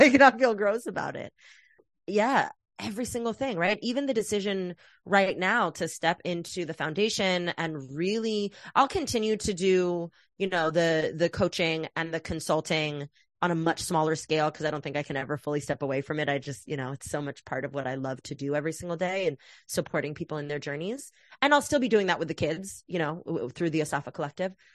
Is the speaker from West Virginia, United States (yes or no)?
no; Oakland, California, United States; moved away; also born or lived in New York; I was raised in the Bay Area